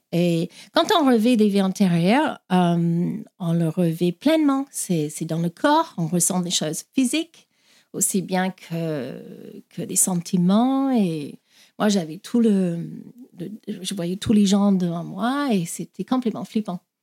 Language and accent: French; Australia; French is a second language; moved away as an adult; also born or lived in Ireland; now in France; Donc je suis née en Irlande, mais j'ai grandi en Australie et ça fait 20 ans que, je, que j'habite en France